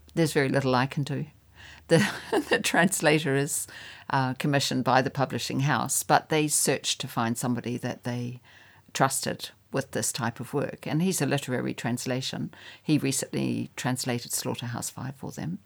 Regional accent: New Zealand; I'm a New Zealander

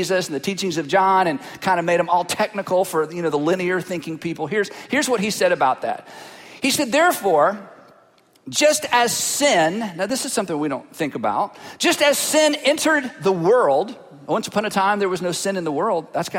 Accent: Fruitland, North Carolina, United States; I am from Fruitland, North Carolina

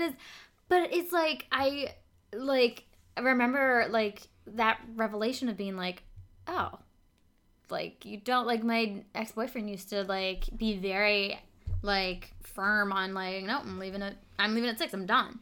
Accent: Vermont, United States; I'm from Vermont

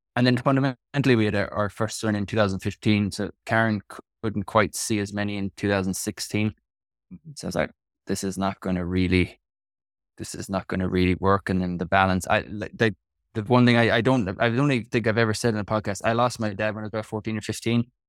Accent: Kerry, Munster, Ireland; moved away as an adult; also born or lived in Wales / Bristol, England; now in Portlaoise, Ireland; I'm from Kerry, which is southwest

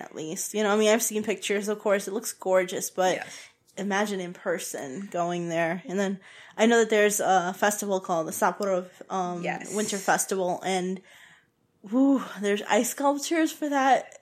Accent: Puerto Rico; I'm from Puerto Rico. I'm Puerto Rican

